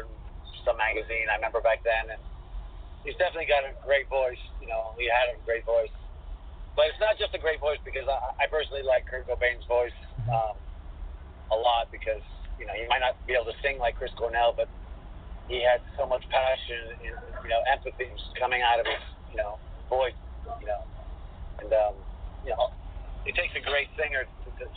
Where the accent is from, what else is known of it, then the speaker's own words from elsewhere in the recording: Greece; moved away as an adult; we're from Greece